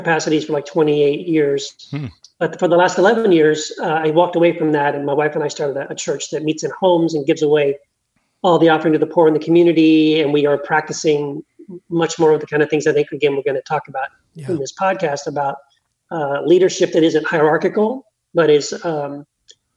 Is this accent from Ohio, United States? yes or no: no; Texas, United States; moved away as an adult; also born or lived in Tennessee / California; now in Meridian, Idaho, United States; I was born in Tennessee, raised in Texas, but then I moved like 25 years ago, moved to California